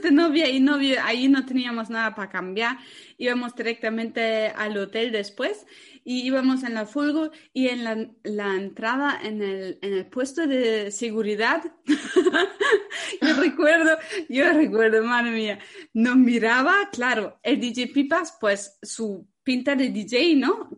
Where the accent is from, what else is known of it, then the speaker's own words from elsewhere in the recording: Germany; moved away; soy alemana